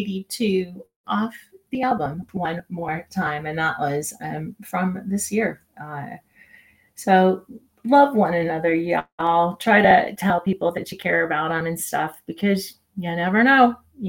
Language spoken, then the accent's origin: English; Denver, Colorado, United States; I am from Denver, Colorado.